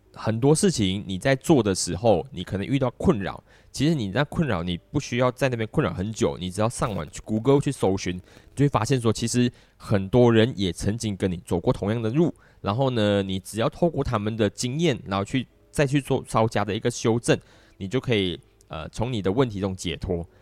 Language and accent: Chinese; Malaysia; 我们在东南亚的中心